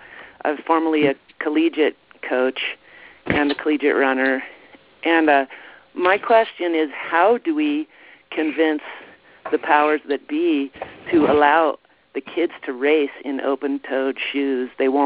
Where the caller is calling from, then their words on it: California, United States; I'm calling you from California.